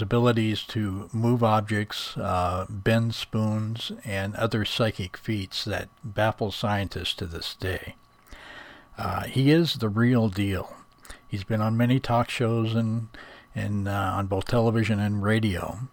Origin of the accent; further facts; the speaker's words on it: Ireland; I'm a druid from Ireland